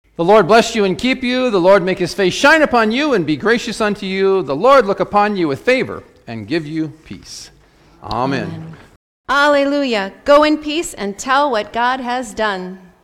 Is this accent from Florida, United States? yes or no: no; Webster, South Dakota, United States; I grew up in Webster, South Dakota